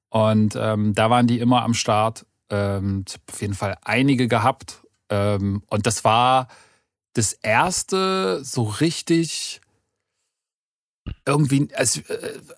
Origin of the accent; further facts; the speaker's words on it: East Germany, Germany; damals war man ja irgendwie als Ostdeutscher trotzdem noch so ein bisschen immer so ein, ein Hinkefuß hinterher